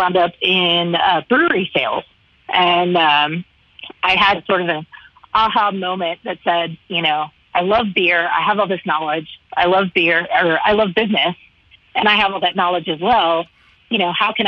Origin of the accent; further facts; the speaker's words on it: Texas, United States; moved away as an adult; also born or lived in Dallas area, Texas / Austin, Texas; now in Broomfield, Colorado, United States; I currently reside in Broomfield, Colorado, which is right smack in between Denver and Boulder, just to give you a general idea. I've been here for almost 3 years now, but I was born and raised in Texas.